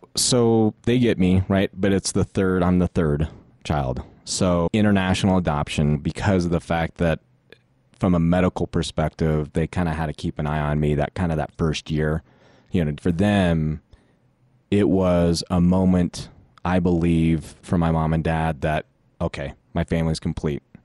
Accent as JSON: {"language": "English", "town": "Denver", "region": "Colorado", "country": "United States", "tie": "born or raised there", "also_born_or_lived": "Philippines", "said": "I'm from actually Denver, Colorado"}